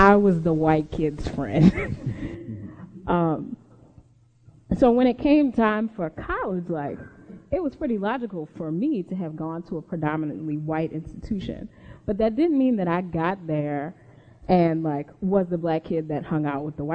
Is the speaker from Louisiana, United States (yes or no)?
yes; New Orleans, Louisiana, United States; I grew up in New Orleans